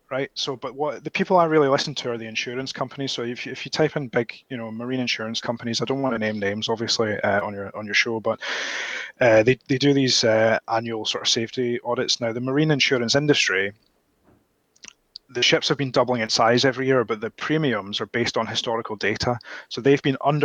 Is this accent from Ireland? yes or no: no; Scotland, United Kingdom; I'm Scottish all the way back to the flipping Mesolithic era